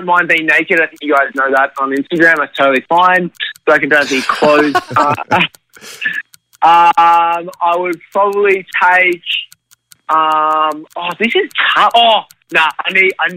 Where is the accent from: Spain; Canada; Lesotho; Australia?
Australia; moved away as an adult; now in New York, United States; as an Australian growing up, I grew up in a loving family